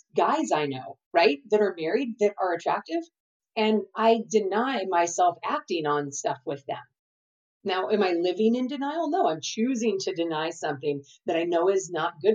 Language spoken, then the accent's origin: English; California, United States; I'm from California